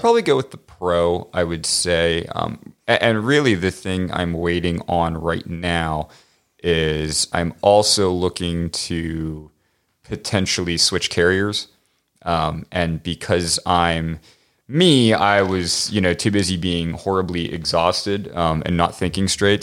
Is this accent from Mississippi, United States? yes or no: no; Pittsburgh, Pennsylvania, United States; moved away; I'm from Pittsburgh originally